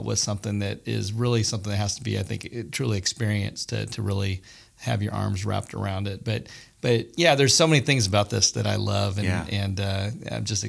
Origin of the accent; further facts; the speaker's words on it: Germany; moved away; I grew up in Germany